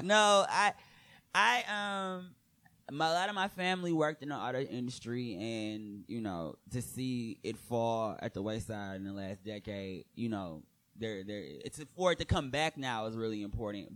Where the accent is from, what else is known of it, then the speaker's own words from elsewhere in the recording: Michigan, United States; moved away as an adult; now in New York, United States; people were referencing my accent, which I was horribly in denial of having. Like, cause in Michigan, nobody ever tells